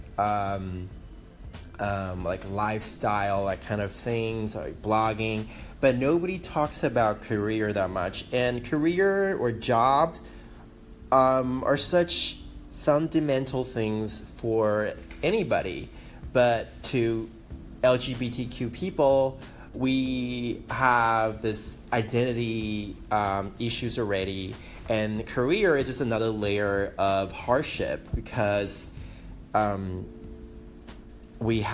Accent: Taiwan; English is a second language; moved away as an adult; also born or lived in Guam; now in Silicon Valley, United States; I was born in Guam, raised in Taiwan.

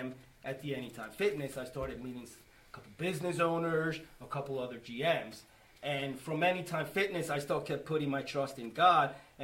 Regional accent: Schwenksville, Pennsylvania, United States; I'm from Schwanksville.

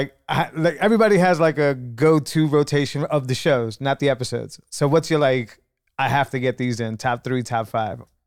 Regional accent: New England, United States; I'm from New England

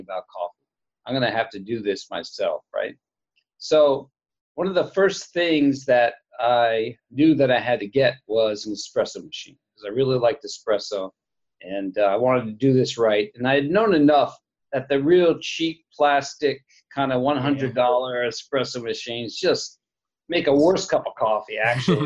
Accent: Princeton, New Jersey, United States; moved away; where I grew up in Princeton, New Jersey, where I am right now, actually visiting my mom

